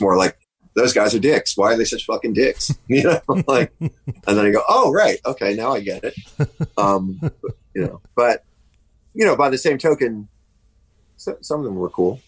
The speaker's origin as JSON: {"language": "English", "region": "New Jersey", "country": "United States", "tie": "born or raised there", "moved": "as an adult", "lives_now": "New York, United States", "said": "my childhood was was in it was in Jersey, but and then since uh, and then then I left home when I was like 17"}